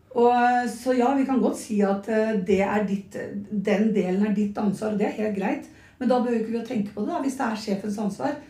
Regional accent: Nøtterøy, Vestfold, Norway; Jeg er fra Nøtterøy

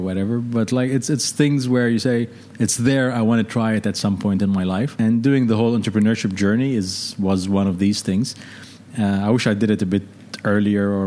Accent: Lebanon; moved away as an adult; also born or lived in London / Seattle; So I'm Lebanese. Originally grew up in Lebanon.

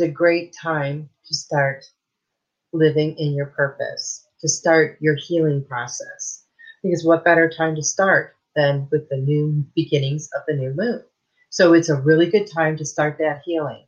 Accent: Michigan, United States; I grew up in Michigan.

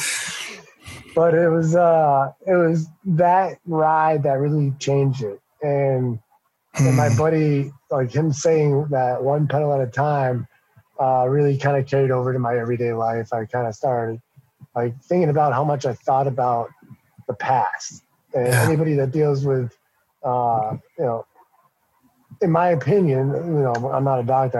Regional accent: Massachusetts, United States; we're from Massachusetts, so every other word is a swear

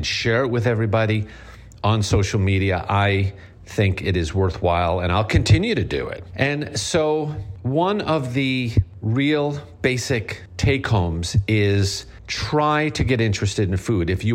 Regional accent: Long Island, New York, United States; accent: Long Island; two Long Island guys here. Our accents can get a little out of hand quickly

